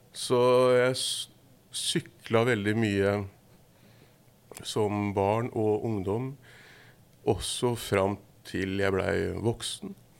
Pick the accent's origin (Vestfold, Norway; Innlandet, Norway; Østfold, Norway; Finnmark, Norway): Vestfold, Norway; Horten; Jeg er fra Horten